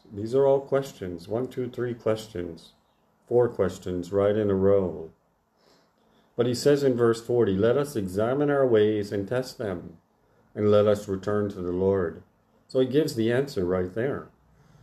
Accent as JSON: {"language": "English", "country": "United States", "tie": "born or raised there", "said": "growing up in the Church of the Nazarene in America"}